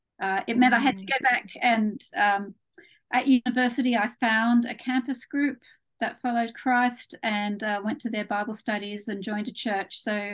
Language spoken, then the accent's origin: English; Australia; now in United Kingdom; My accent isn't entirely English. I was actually born in Australia.